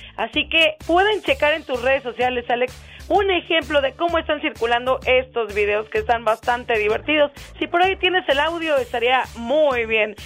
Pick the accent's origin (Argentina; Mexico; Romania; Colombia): Mexico; lo creativos que somos los mexicanos